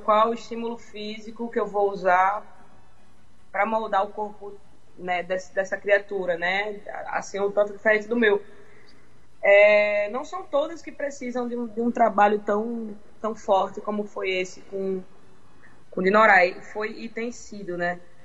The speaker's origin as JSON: {"language": "Portuguese", "town": "Parnamirim", "region": "Rio Grande do Norte", "country": "Brazil", "said": "minha cidade continua sendo Parnamirim"}